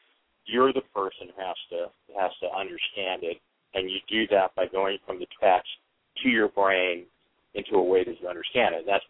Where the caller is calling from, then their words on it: Fresno, California, United States; I'm calling from Fresno, California.